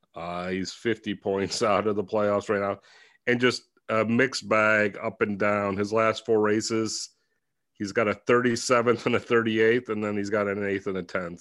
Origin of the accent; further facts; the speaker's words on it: Ohio, United States; I'm from Ohio